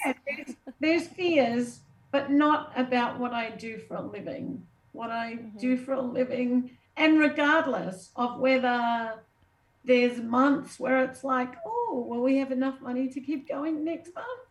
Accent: Australia; moved away as an adult; I'm Australian. I grew up with snakes that like look at you and kill you

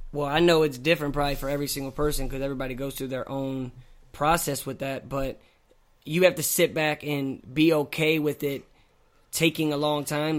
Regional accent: Hazelwood, Missouri, United States; I'm from Saint Louis. I'm North County. I'm Hazelwood, not Hollywood.

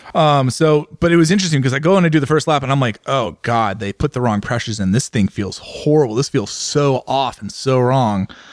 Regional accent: San Francisco Bay Area, California, United States; I grew up in the San Francisco Bay Area

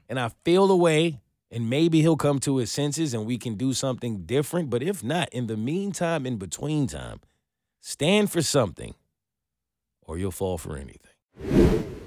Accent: New York City, New York, United States; moved away as an adult; now in Atlanta, United States; I'm from New York

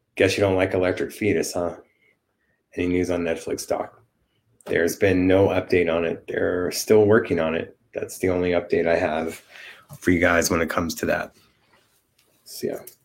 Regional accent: Los Angeles, California, United States; my hometown

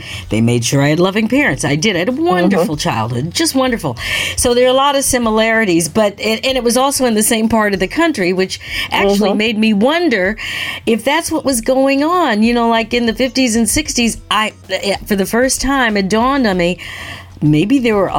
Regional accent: Michigan, United States; also born or lived in Ontario; The whole idea of being in Buffalo, you know, where we've been many times, because I grew up in Michigan, and in Ontario.

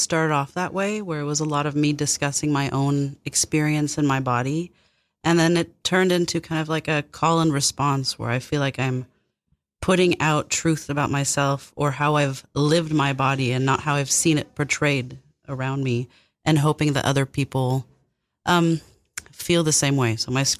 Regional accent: Paris, Île-de-France, France; moved away as an adult; I was born there and left when I was 18.

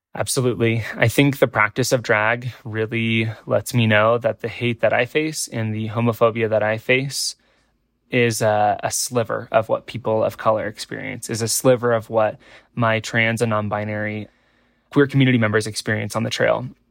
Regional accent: Nebraska, United States; born or raised there

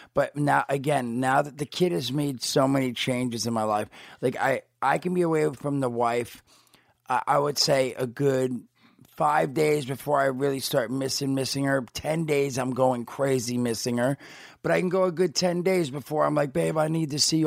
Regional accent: New Jersey, United States; moved away; I grew up in Jersey

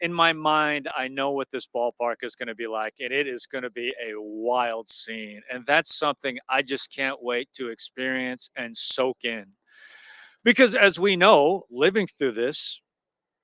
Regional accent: Tacoma, Washington, United States; I grew up in Tacoma, just down the road here

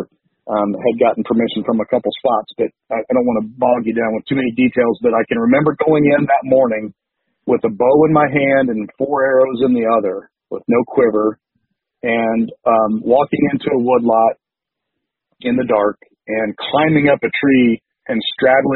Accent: Indiana, United States; I was a Purdue guy, growing up in Indiana my whole life.

